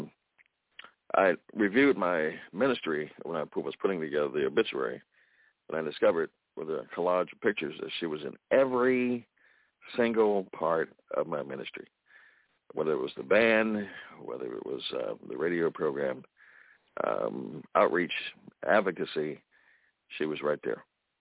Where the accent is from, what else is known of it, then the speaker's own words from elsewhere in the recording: Baltimore, Maryland, United States; also born or lived in New Jersey; I lived here in Baltimore, and my mother started me on the music journey at age 4